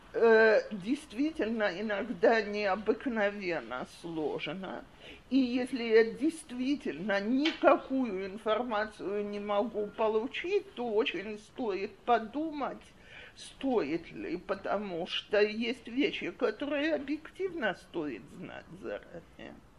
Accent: Russia; now in Israel; я замужем за израильтянином, и у нас из-за этого семья гораздо более оптимистическая и легко, легкая, чем если бы э, мы оба были выходцы из России

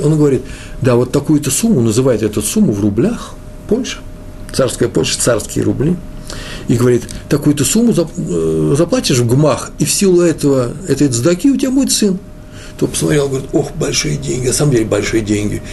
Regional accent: Russia; я из России, я советский хасид

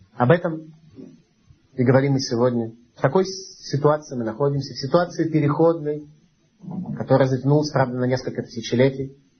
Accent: Saint Petersburg, Russia; мы с вами родились в Ленинграде, это болото, ну, настоящий болото

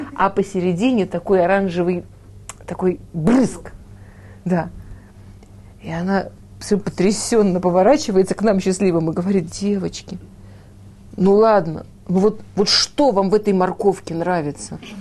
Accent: Moscow, Russia; now in Israel; я училась в художественной школе в Москве

